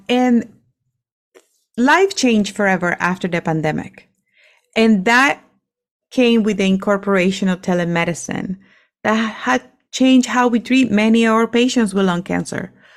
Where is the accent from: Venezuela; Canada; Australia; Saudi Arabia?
Venezuela; English is a second language; moved away; I'm from Venezuela